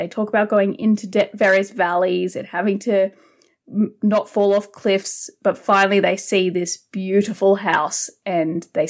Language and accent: English; Australia; accent: Australian; I always wonder, is my Elvish accent too bogan?